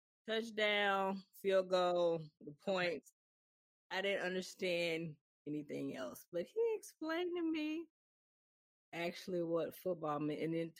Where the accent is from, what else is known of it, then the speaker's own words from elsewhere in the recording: Mississippi, United States; because I grew up in Mississippi, and my grandfather was a diehard Cowboys fan.